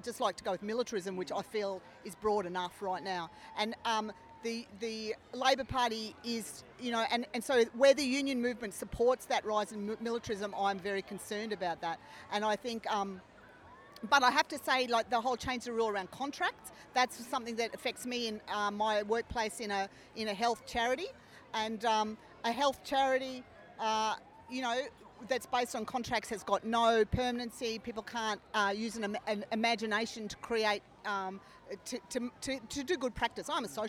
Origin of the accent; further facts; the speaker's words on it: Brisbane, Queensland, Australia; also born or lived in Cairns; Well, I can't say that because I'm from Cairns. I grew up in Brisbane